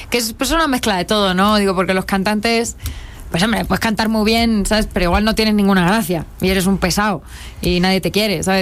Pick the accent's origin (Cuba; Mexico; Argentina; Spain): Spain; accent: Spanish; aquí sí me notan lo español, pero cuando voy allá, eh, no, o sea, me miran como diciendo, pero